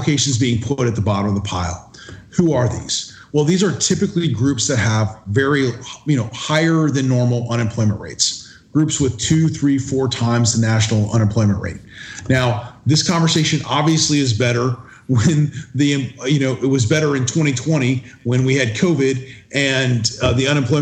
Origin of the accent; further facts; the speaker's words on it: Florida, United States; I was born and raised in Florida.